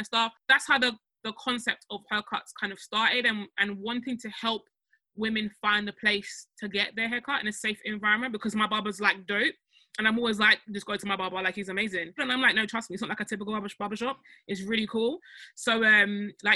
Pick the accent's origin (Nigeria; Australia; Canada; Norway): Nigeria; now in United Kingdom; I'm Nigerian